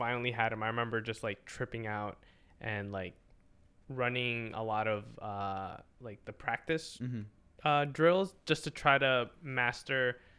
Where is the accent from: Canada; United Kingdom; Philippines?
Philippines; I know like I'm Filipino.